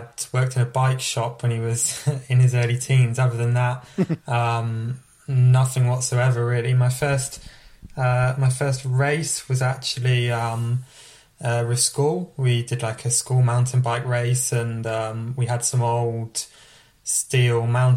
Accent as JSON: {"language": "English", "country": "France", "tie": "born or raised there", "also_born_or_lived": "United Kingdom", "said": "And then grown up in France, did pretty much all my schooling, apart from a couple of years at uni in France."}